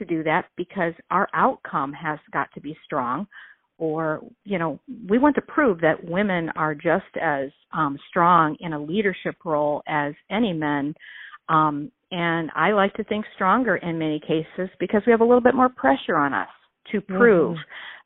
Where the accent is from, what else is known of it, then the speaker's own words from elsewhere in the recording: United States; where I grew up here in the Quad Cities. My family is still here